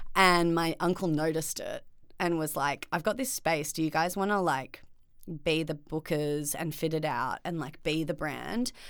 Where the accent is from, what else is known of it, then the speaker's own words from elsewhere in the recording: Byron Bay, New South Wales, Australia; now in Melbourne, Australia; growing up in Byron definitely was, like, an incredible experience